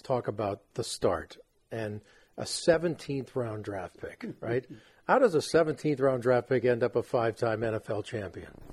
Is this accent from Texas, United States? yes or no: no; Los Angeles, California, United States; my hometown